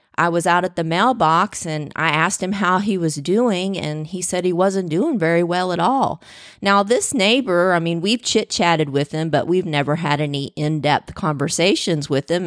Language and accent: English; the South, United States; I was born in the South, so cornbread was king